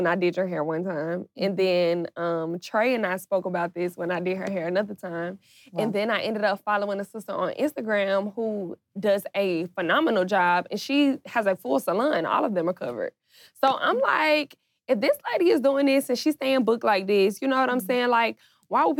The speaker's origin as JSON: {"language": "English", "town": "Atlanta", "region": "Georgia", "country": "United States", "said": "I'm from Atlanta. Like, you know what I'm saying? Like, this is our culture"}